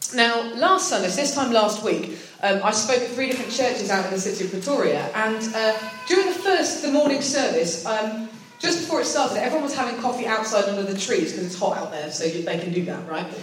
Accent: United Kingdom; accent: British; the only British person there, I'd definitely said enough to spot my accent.

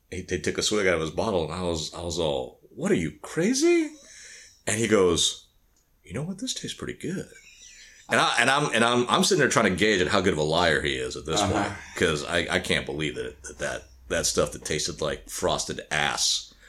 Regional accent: the South, United States; I'm from the South

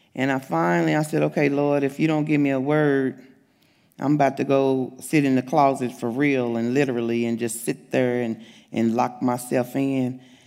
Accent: the South, United States; now in Springdale, Arkansas, United States; I'm from the South

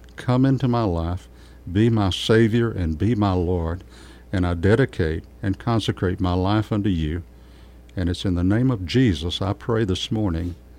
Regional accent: Kerrville, Texas, United States; I was born and raised in Kerrville

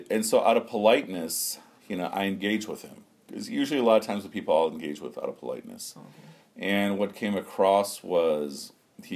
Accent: United States; growing up in America

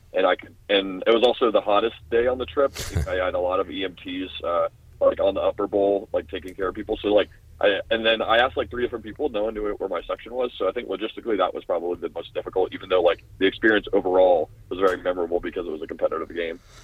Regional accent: Orlando, Florida, United States; moved away as an adult; also born or lived in Washington, D.C.; now in Tucson, United States; I'm from Orlando, Florida.

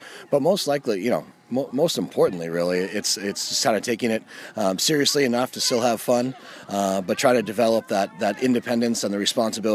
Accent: Gorham, Maine, United States; I grew up in Gorham

